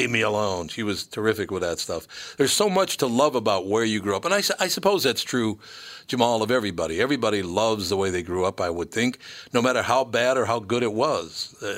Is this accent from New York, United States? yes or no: no; Minneapolis, Minnesota, United States; I grew up in North Minneapolis, which is an area. It would be the lowest income neighborhood in the entire state of Minnesota